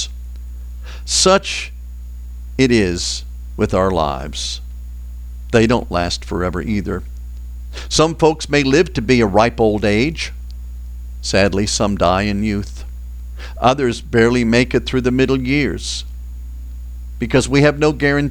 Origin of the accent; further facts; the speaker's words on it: Boston, Massachusetts, United States; I grew up in Boston